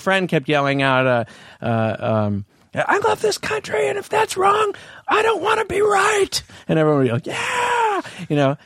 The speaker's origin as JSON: {"language": "English", "town": "Palo Alto", "region": "California", "country": "United States", "tie": "born or raised there", "said": "I grew up in Palo Alto."}